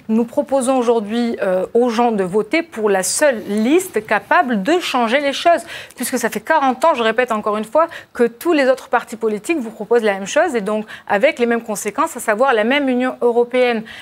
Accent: France; Il y a 88 pays de la francophonie dont nous, en tant que Français, nous sommes plus proches que certains autres pays euh

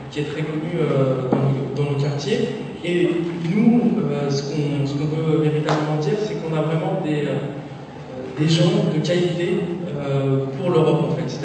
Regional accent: La Courneuve, Île-de-France, France; j'ai grandi à la Courneuve

